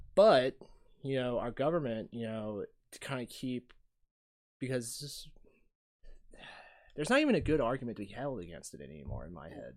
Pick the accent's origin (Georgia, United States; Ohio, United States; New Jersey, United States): Georgia, United States; Ringgold; also born or lived in Chattanooga, Tennessee; when I grew up, I grew up in Ringgold.